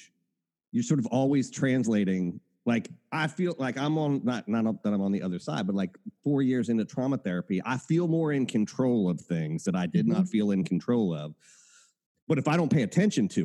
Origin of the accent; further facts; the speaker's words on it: Appalachia, United States; I come from Appalachia.